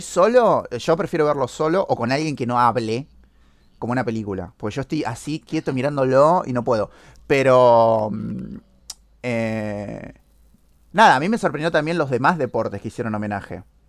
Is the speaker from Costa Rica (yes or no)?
no; Argentina; somos argentinos